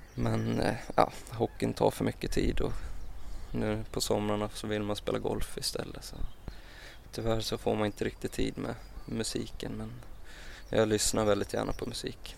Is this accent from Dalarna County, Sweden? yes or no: yes; Mora, Dalarna County, Sweden; jag växte upp i Mora, en ganska lugn uppväxt